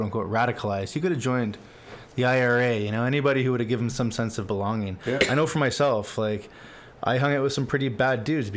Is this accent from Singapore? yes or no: no; Markham, Ontario, Canada; I grew up in Markham